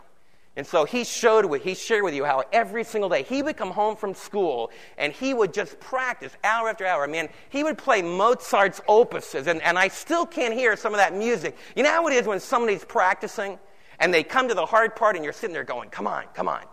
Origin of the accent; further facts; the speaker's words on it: East Coast, United States; moved away; I was raised back in the East Coast